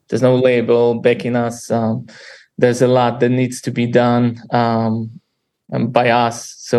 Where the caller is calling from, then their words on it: Boston, Massachusetts, United States; just from our apartment. It's early morning here in Boston.